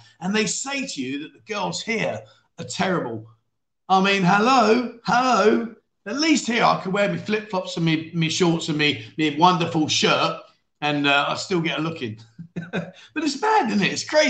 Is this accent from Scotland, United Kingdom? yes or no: no; London, United Kingdom; So, as you know, like, I grew up and lived in London.